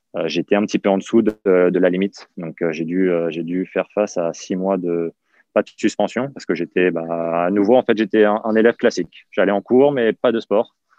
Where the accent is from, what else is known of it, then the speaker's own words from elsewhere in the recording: Val-de-Marne, Île-de-France, France; also born or lived in Yvelines; mes parents ont divorcé quand j'avais mes 13-14 ans. C'est là où je suis parti dans les Yvelines. J'ai quitté le Val-de-Marne, je suis parti dans les Yvelines